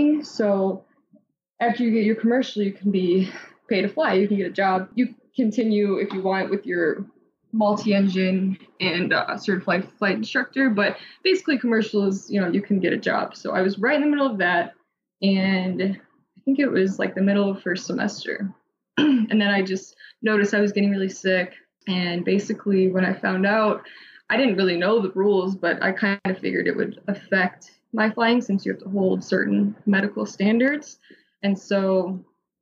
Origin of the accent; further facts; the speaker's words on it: Midwest, United States; I'm from the Midwest and there wasn't any in that area